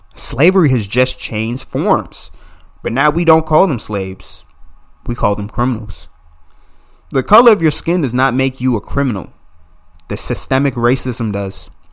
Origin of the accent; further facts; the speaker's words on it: Calverton, Maryland, United States; I grew up in Calverton, Maryland, just fifteen minutes outside of Washington, D C.